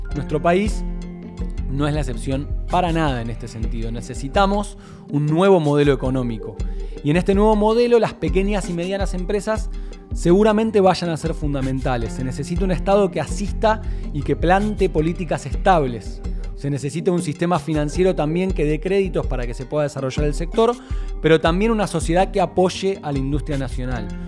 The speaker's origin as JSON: {"language": "Spanish", "country": "Argentina", "said": "nuestro país"}